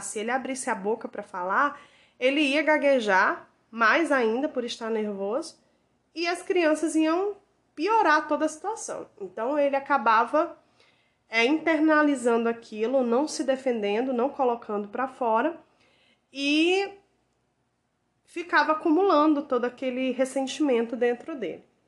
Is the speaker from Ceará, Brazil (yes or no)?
yes; Ceará, Brazil; moved away; lá na minha terrinha no Ceará